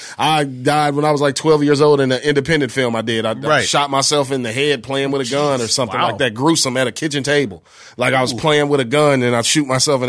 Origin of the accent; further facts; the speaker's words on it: Bellwood, Illinois, United States; also born or lived in Westchester, Illinois; I'm from Westchester, Illinois, Bellwood, Illinois, where St. Joseph High School is.